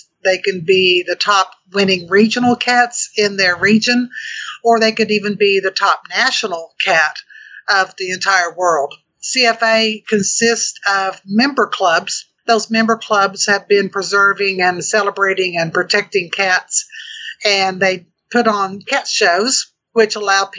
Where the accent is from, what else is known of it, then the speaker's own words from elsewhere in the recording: Oklahoma, United States; I'm from Oklahoma